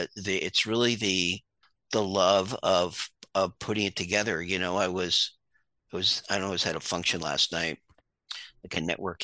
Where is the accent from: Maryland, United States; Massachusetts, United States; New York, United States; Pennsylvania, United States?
New York, United States; Hudson Valley; moved away; also born or lived in Long Island, New York / Maine; I'm originally from the Hudson Valley, and born on Long Island, moved upstate